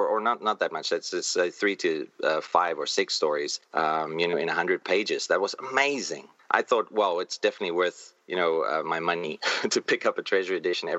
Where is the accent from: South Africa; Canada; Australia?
South Africa; moved away as an adult; now in Taipei, Taiwan; I'm from South Africa, although now I live in Taipei, in Taiwan. I'm an expat. But in South Africa, we had corner stores.